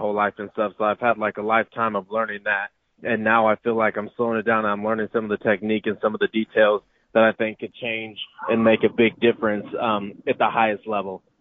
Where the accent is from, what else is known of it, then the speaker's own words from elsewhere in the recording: Kansas, United States; moved away; I'm originally from the Kansas area